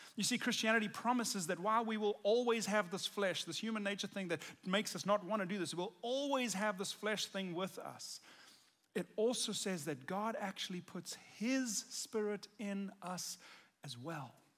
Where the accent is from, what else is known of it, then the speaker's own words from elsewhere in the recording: South Africa; I'm South African, and I grew up in South Africa